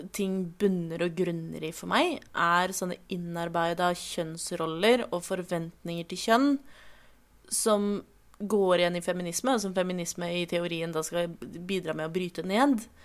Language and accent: Norwegian; Oslo, Norway; jeg er jo fra Oslo